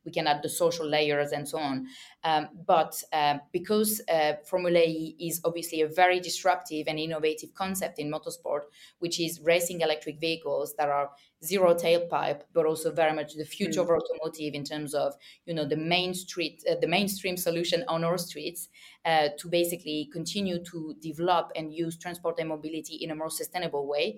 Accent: France; accent: French; English is a second language; I come from a region in France, as you can hear my French accent

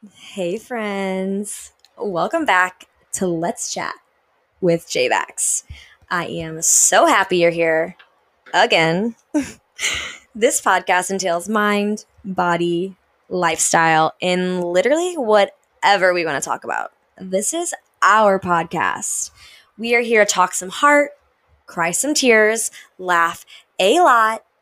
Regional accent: St. Louis, Missouri, United States; moved away as an adult; I grew up, born and raised in St. Louis, Missouri, right smack dab in the Midwest

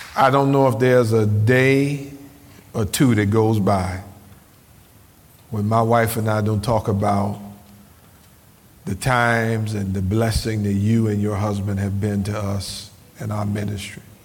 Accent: Cleveland, Ohio, United States; I grew up in Cleveland, Ohio

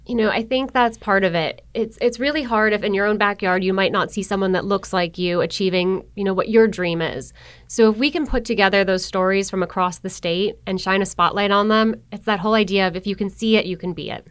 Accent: Buffalo, New York, United States; moved away as an adult; also born or lived in Virginia / Brunswick, Georgia; now in Georgia, United States; I was raised in Buffalo, New York, born and raised

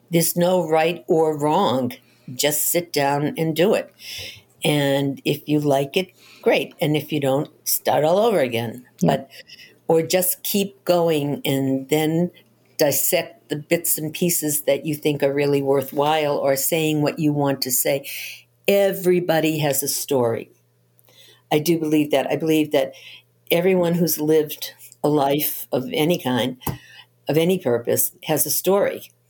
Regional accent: Boston, Massachusetts, United States; Yes, I'm from Boston.

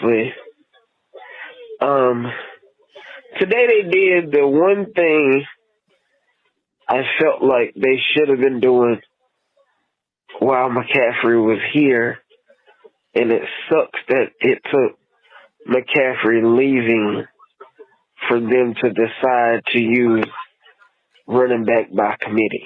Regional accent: Lumberton, North Carolina, United States; moved away as an adult; now in Washington, United States; I'm from the North Carolina area, from Lumberton, North Carolina.

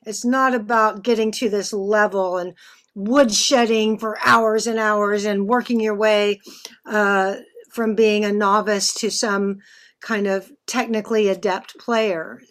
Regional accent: Texas, United States; I'm from Texas

